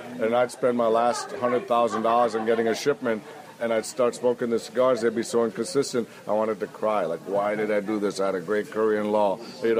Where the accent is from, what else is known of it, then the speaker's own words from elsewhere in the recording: Green Bay, Wisconsin, United States; moved away; I grew up in Green Bay, Wisconsin, where the other great football team is.